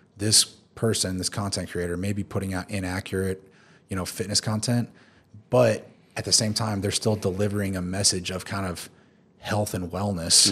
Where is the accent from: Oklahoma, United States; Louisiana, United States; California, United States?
Oklahoma, United States; Tulsa; moved away as an adult; also born or lived in Houston / Philippines; now in Dubai, United Arab Emirates; I'm originally from Tulsa, Oklahoma